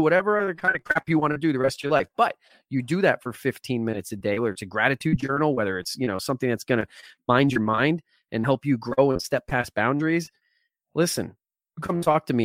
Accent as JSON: {"language": "English", "region": "New Jersey", "country": "United States", "tie": "born or raised there", "said": "I grew up in New Jersey"}